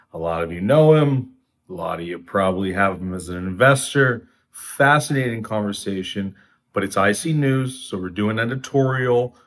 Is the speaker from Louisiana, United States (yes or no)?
no; Orange County, California, United States; also born or lived in West Los Angeles, California; I'm from Orange County, which is actually not that liberal